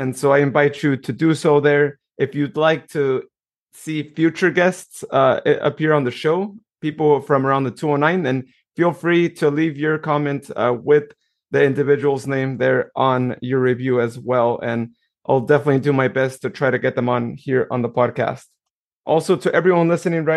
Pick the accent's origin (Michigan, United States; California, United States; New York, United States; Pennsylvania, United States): California, United States; Modesto; I'm from Modesto as well, born and raised